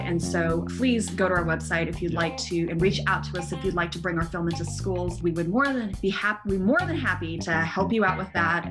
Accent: United States; I'm American-born Chinese

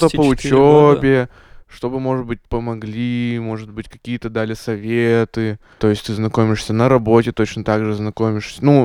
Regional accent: Perm, Perm Krai, Russia; а я, кстати, тоже из Перми.

